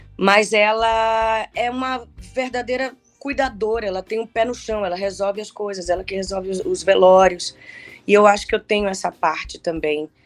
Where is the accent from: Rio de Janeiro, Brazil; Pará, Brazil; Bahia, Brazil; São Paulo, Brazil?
Bahia, Brazil; Salvador; moved away as an adult; Lá em Salvador, eu sou da Bahia, né? Morei lá até os meus 24 anos.